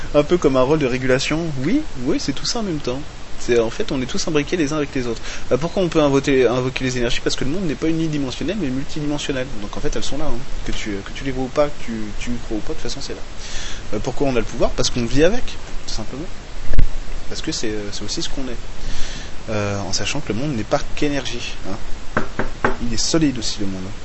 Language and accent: French; France; chez nous, en Occident, en France